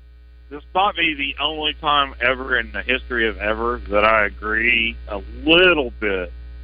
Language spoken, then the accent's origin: English; Fort Smith, Arkansas, United States; now in Cabot, United States; I grew up in Fort Smith.